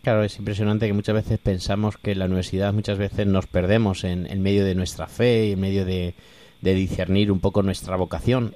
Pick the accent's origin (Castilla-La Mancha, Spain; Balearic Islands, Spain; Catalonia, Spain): Castilla-La Mancha, Spain; Corral de Almaguer; moved away as an adult; now in Alcuéscar, Spain; desde ese pueblo precioso, Pablo, que tenemos en Castilla-La Mancha, que se llama Corral de Almaguer, de donde yo soy